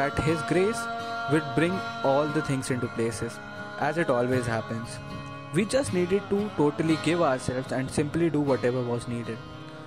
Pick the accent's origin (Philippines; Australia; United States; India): India; Chennai, Tamil Nadu; moved away; I had been born and brought up in Chennai and the city had been dear to me